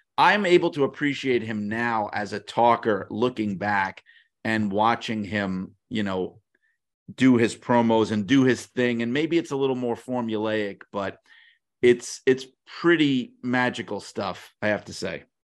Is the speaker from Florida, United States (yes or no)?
no; New York, United States; I grew up in New York, and I grew up in a very kind of working class neighborhood